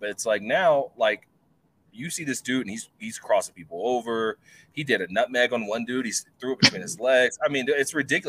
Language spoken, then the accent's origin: English; Texas, United States; now in Colorado, United States; Like here in Colorado, like growing up in Texas